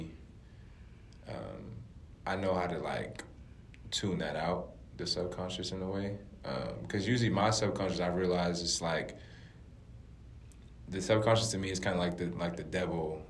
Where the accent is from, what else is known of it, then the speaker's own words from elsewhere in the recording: United States; moved away as an adult; also born or lived in Europe; coming in as American playing basketball there